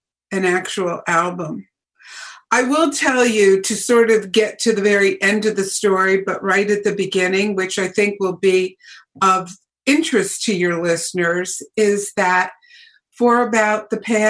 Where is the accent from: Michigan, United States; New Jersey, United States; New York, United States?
New Jersey, United States; In New Jersey, little town in New Jersey, and a very sleepy sort of blue collar kind of town